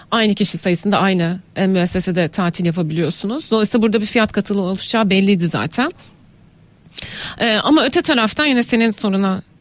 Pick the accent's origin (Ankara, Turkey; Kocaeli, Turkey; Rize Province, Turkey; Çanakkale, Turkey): Rize Province, Turkey; benim memleketimde vardı Rize'de.